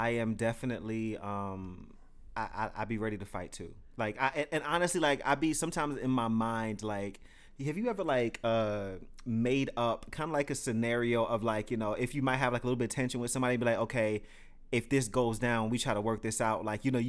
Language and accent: English; Detroit, Michigan, United States; I am from Detroit.